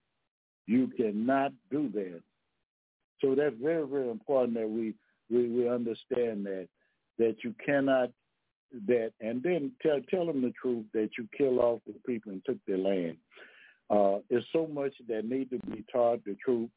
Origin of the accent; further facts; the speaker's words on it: Louisiana, United States; I'm from Louisiana now